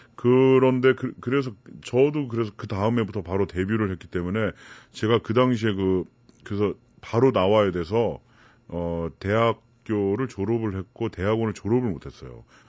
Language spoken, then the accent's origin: Korean; South Korea; moved away as an adult; now in Germany